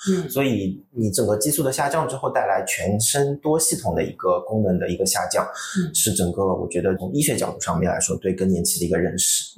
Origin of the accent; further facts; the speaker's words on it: Shanghai, China; 我们上海话